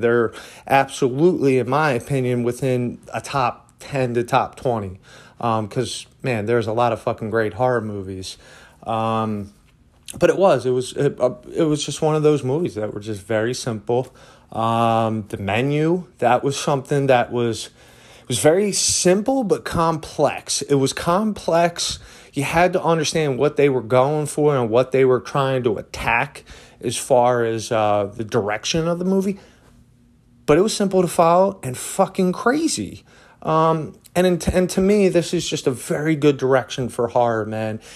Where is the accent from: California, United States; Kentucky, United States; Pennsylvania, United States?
Pennsylvania, United States; Philadelphia; moved away as an adult; now in Asheville, United States; that is my hometown, man. I love Philadelphia